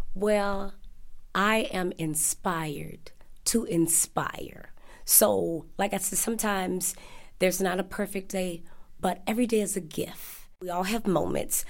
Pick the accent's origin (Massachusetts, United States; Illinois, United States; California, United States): Illinois, United States; Chicago; I am originally from Chicago